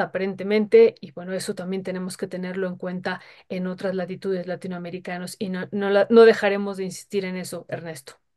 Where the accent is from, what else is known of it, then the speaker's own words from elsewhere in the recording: Mexico; como pueblo mexicano